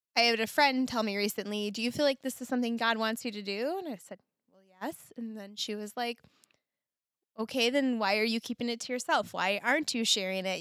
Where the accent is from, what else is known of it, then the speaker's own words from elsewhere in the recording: Minnesota, United States; I'm very Minnesotan, very Scandinavian in nature